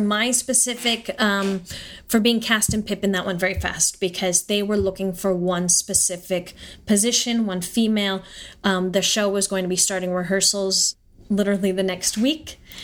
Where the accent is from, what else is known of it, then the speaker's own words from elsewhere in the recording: Southern California, United States; moved away; also born or lived in Stuttgart, Germany / New York; I grew up in Southern California